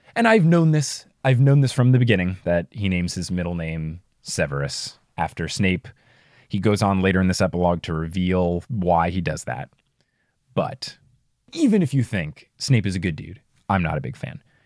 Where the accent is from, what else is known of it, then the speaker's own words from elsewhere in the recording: New Jersey, United States; accent: New Jersey; my New Jersey accent